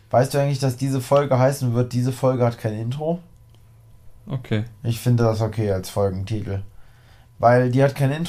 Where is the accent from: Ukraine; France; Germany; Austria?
Germany; Harz; Also ich bin ja aus dem Harz. Ich war im Harz.